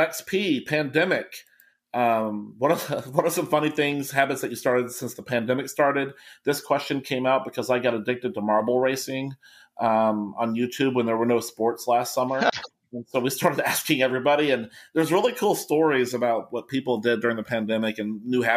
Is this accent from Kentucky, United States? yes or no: yes; Kentucky, United States; I'm from Kentucky